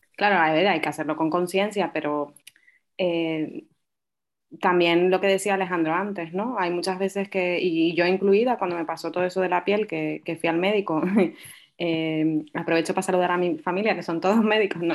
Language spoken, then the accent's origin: Spanish; Tenerife, Canary Islands, Spain; also born or lived in Fuerteventura; yo soy majorera, aunque no tenga acento y aunque nací en Fuerteventura, pero vivo en Tenerife desde pequeña